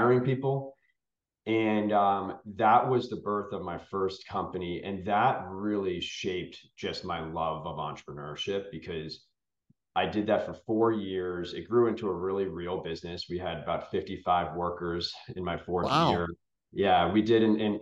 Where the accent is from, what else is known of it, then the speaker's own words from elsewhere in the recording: outside of Boston, Massachusetts, United States; I grew up outside of Boston, Massachusetts, and I'm the youngest of three boys